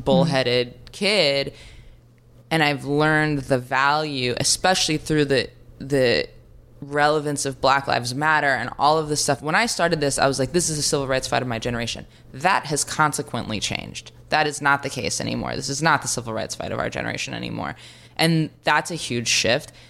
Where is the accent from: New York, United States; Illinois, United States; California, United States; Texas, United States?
New York, United States; New York City; I grew up on Third Street in the Bowery